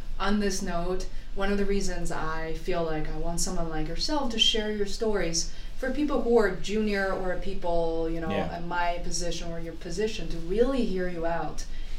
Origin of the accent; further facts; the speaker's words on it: Beijing, China; moved away; I grew up in Beijing, my dad's Cantonese, mom is Mandarin.